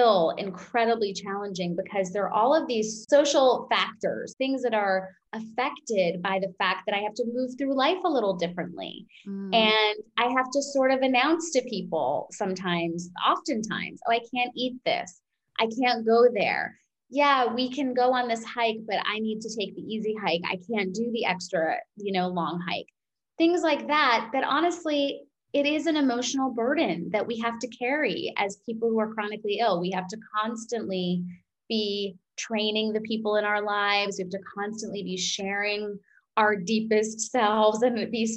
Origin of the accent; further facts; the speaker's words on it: New York, United States; I'm an Indian woman. I'm a New Yorker